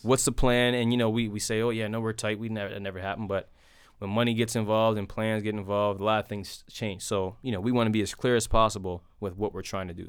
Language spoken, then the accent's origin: English; North Preston, Nova Scotia, Canada; it's the only place I grew up